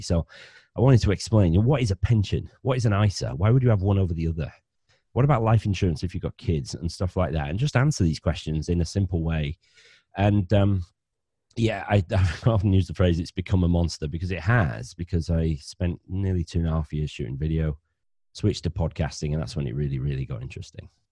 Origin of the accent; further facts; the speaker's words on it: Bradford, Yorkshire and the Humber, United Kingdom; accent: northern; now in Cornwall, United Kingdom; I'm a northerner. I'm from Bradford in West Yorkshire originally, but I married a Cornish girl. So I now live ten miles from Land's End.